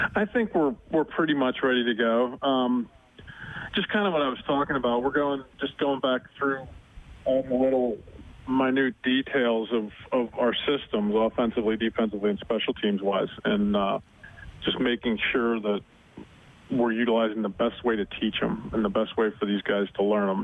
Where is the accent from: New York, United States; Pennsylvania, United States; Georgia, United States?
Pennsylvania, United States; Butler; moved away; It's a great place to grow up